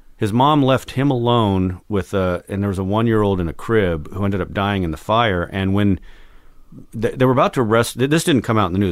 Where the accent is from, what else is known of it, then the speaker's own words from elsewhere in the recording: Albuquerque, New Mexico, United States; moved away as an adult; also born or lived in San Diego / Texas; growing up in Albuquerque